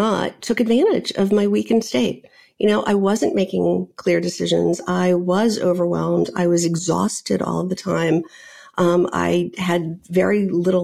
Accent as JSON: {"language": "English", "town": "New Orleans", "region": "Louisiana", "country": "United States", "tie": "born or raised there", "also_born_or_lived": "Virginia / New York", "moved": "as an adult", "said": "I grew up in New Orleans. I went to college in Virginia and ended up in New York"}